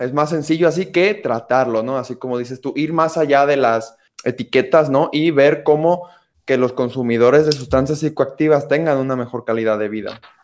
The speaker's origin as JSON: {"language": "Spanish", "country": "Mexico", "said": "mi perspectiva como mexicano"}